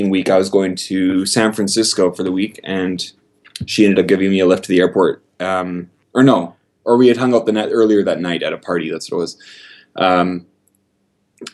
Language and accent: English; St. Albert, Alberta, Canada; moved away as an adult; also born or lived in Prince George, British Columbia / Edmonton, Alberta; now in Athens, United States; I grew up in St. Albert, so I've lived here for the bulk of my life. I was born in Prince George and then moved around a bit when I was a kid. But we moved to St. Albert when I was 6 years old